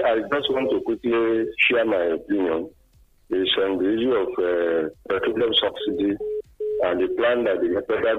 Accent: Nigeria; also born or lived in Okagbo community; God bless Nigeria, my country.

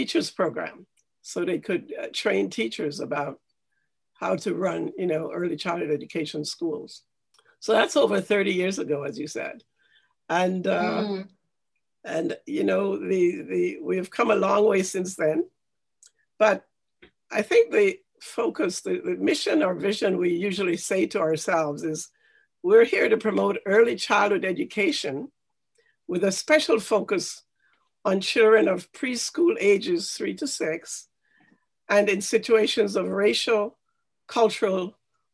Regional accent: Jamaica; now in Canada; I grew up in Jamaica and I went to a basic school in Jamaica

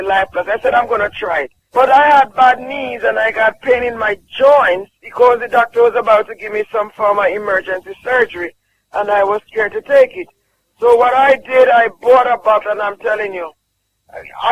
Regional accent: Jamaica

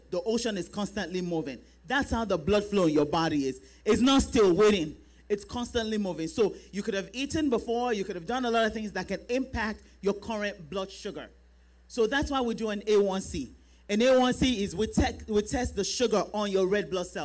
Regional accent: Nigeria; now in United States; we are Nigerian women.

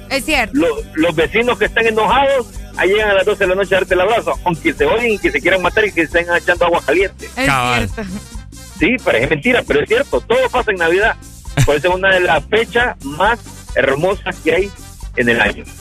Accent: San Pedro Sula, Cortés, Honduras; now in Tegucigalpa, Honduras; este 31 voy a recibir el año nuevo a mi pueblo. Ah, ah pucha. A San Pedro Sula.

